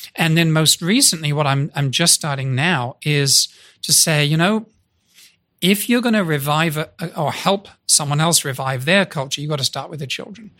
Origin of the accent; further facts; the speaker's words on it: United Kingdom; moved away as an adult; now in United States; I'm a Brit walking around in the US. I've been here 38 years